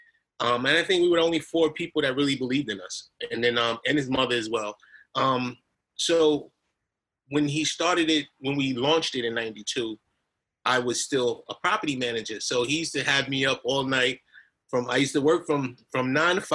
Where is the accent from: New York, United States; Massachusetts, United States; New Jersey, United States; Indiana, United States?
New York, United States; New York City; me growing up in Hollis, Queens, and Queens Village, where I grew up